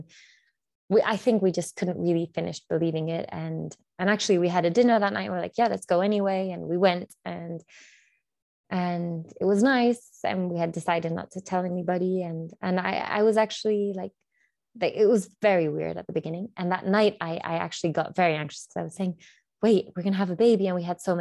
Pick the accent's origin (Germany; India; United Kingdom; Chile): Chile; I'm from Chile, so South America